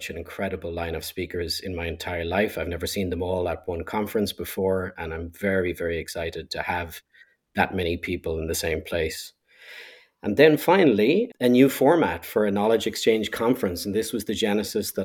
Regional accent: Ireland; being Irish

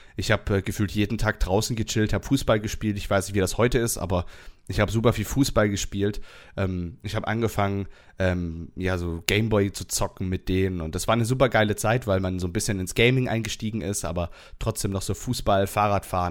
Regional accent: Southern Germany, Germany; Ich komme aus dem Süden von Deutschland

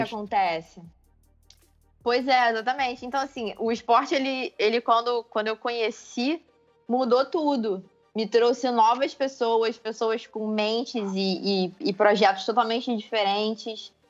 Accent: Macaé, Rio de Janeiro, Brazil; eu sou de Macaé, não sou do Rio

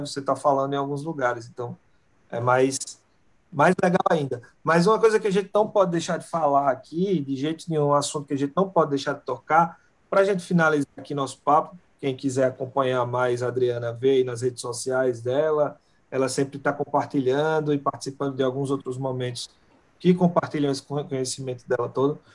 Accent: Brazil; moved away as an adult; Eu sou brasileiro.

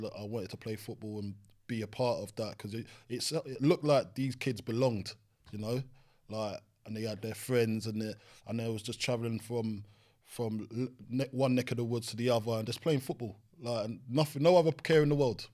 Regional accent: London, United Kingdom; I grew up on Green Dragon Estate next to Brentford Griffin Park

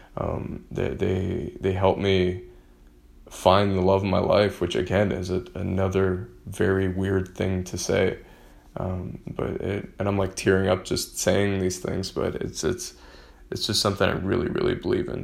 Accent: Michigan, United States; I grew up in Michigan

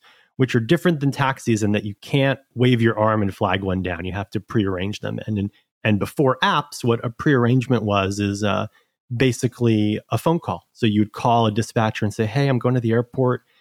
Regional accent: New York City, New York, United States; I'm from New York originally. I've been here actually my entire life, including school.

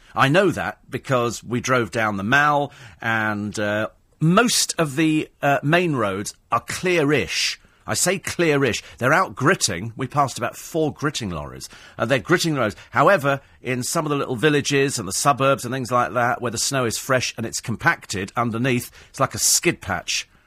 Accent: United Kingdom; we're British

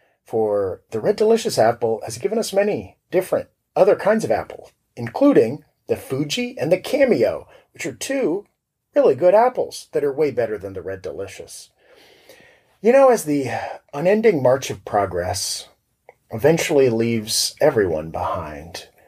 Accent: Florida, United States; I'm from Florida

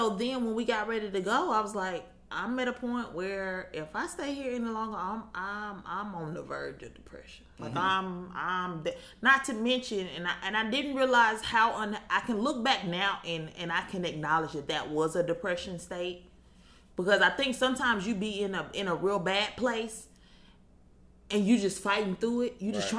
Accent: Huntsville, Alabama, United States; I was born and raised in Huntsville. I went to college in Huntsville.

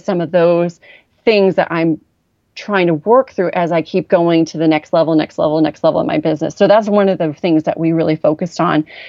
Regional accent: Orange County, California, United States; I grew up in Orange County, but I personally felt poor

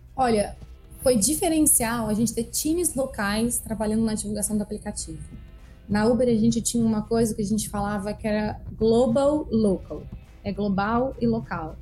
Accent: Brasília, Federal District, Brazil; eu nasci em Brasília e eu gosto de frisar que eu nasci, na verdade, em Taguatinga, que é uma cidade próxima né, ao centro da cidade

